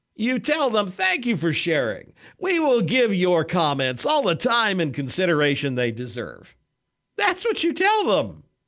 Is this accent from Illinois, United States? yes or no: no; Wichita, Kansas, United States; I'm from Kansas. I'm from here in Wichita, which is sort of the south central